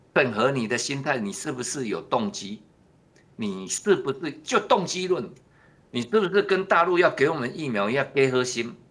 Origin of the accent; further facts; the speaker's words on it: Taiwan; 我们台湾人